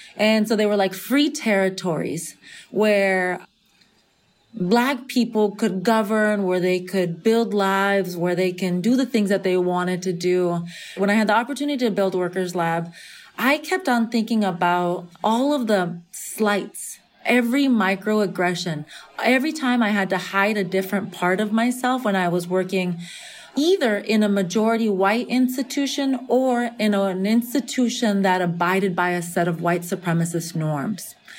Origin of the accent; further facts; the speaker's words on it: California, United States; half Nicaraguense, half Venezolana, growing up in California in the majority Mexican context